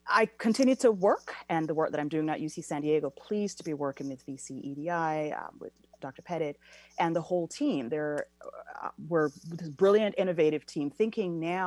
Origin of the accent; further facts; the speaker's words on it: Jamaica; moved away as an adult; now in United States; I was born and raised in Jamaica and then came here for tertiary education.